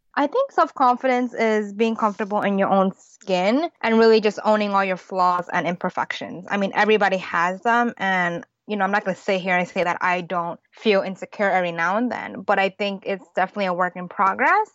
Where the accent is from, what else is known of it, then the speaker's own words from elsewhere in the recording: United States; I'm an American born Chinese. My parents are from Hong Kong